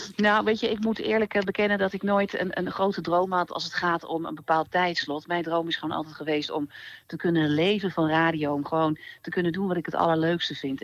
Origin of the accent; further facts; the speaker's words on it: Twente, Overijssel, Netherlands; ik ben toch opgegroeid in Twente.